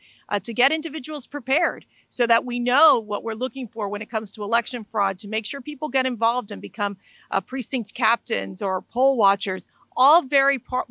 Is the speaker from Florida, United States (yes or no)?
yes; Florida, United States; my home state of Florida